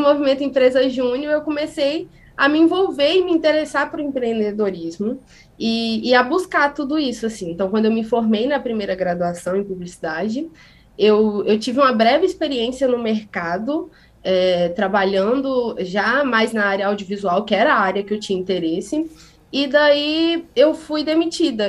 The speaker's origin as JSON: {"language": "Portuguese", "region": "interior of Espírito Santo", "country": "Brazil", "tie": "born or raised there", "said": "eu sou uma pessoa que foi criada no interior, sou do interior do Espírito Santo, numa cidadezinha que faz quase divisa com o sul da Bahia"}